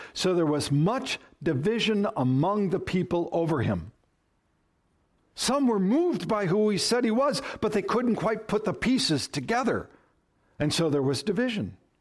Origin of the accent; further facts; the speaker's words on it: Minnesota, United States; moved away; I come from Minnesota